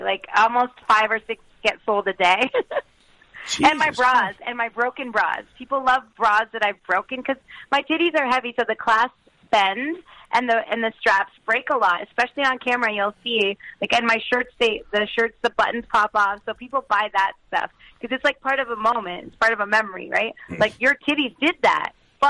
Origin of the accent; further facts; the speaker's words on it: Canada; I'm Canadian. I love hockey.